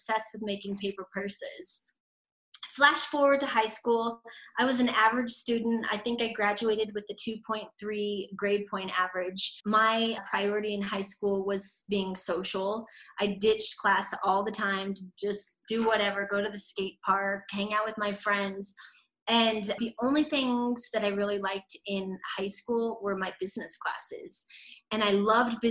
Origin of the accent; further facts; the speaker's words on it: Aurora, Colorado, United States; also born or lived in Northglenn, Colorado; I grew up in North Glen, Colorado until I was about 7 years old. Then we moved to Southeast Aurora, and where I pretty much grew up from age 7 until 22 years old